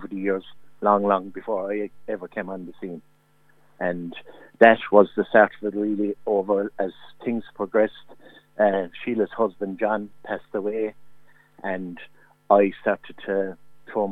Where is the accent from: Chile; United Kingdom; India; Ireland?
Ireland; Mid-Tipperary, Munster; moved away as an adult; now in East Cork, Ireland; I'm from Mid-Tipperary originally, a little village called Gortnow.